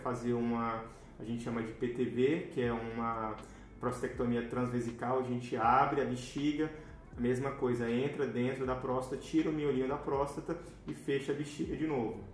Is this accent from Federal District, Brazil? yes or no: yes; Brasília, Federal District, Brazil; moved away as an adult; also born or lived in Tocantins; now in Rio de Janeiro, Brazil; trabalho na Secretaria de Saúde de Brasília, que é a minha cidade natal